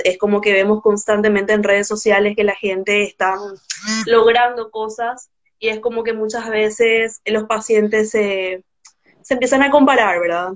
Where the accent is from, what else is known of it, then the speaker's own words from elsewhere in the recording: Paraguay; soy de Paraguay